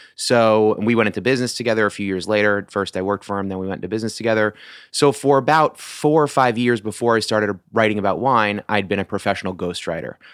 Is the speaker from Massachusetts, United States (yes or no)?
yes; Massachusetts, United States; moved away as an adult; also born or lived in New York; now in Washington, D.C., United States; I was born in New York, uh, moved to Massachusetts when I was eight years old